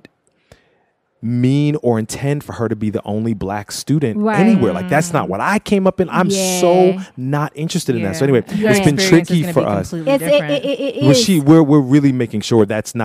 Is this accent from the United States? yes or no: yes; Philadelphia, Pennsylvania, United States; I grew up in Philly, you know, super multicultural situation